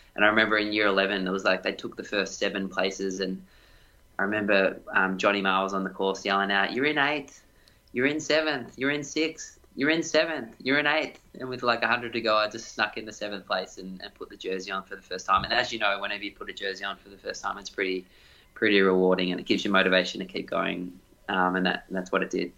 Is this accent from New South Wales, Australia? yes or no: no; Doncaster, Victoria, Australia; also born or lived in Ballarat; growing up in Doncaster was a hilly sort of place to run.